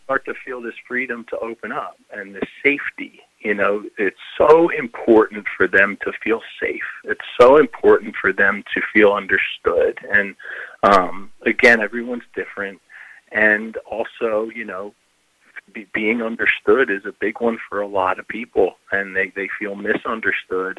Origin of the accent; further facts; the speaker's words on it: Philadelphia, Pennsylvania, United States; moved away; also born or lived in Rock Hill, South Carolina; I'm from Philadelphia, and so you know Rock Hill, South Carolina is this small town, and I'm very just you know not from there